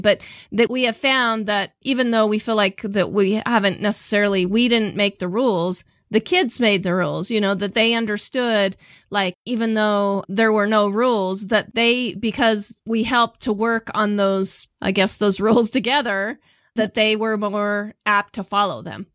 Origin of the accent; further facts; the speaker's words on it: Southeast Idaho, United States; born and raised here in Southeast Idaho